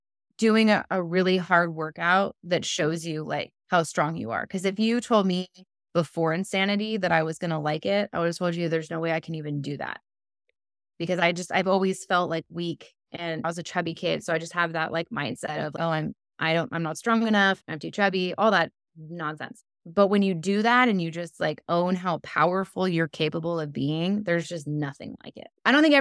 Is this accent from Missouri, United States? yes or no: no; California, United States; And I am solar powered because I'm from California.